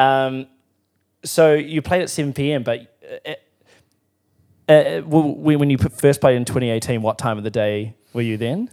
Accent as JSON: {"language": "English", "town": "Timaru", "region": "Canterbury", "country": "New Zealand", "said": "I'm from Timaru"}